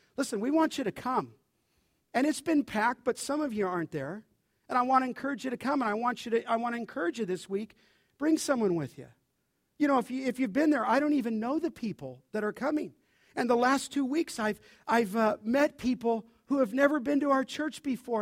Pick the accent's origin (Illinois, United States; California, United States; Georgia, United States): California, United States; Los Angeles; I grew up in Los Angeles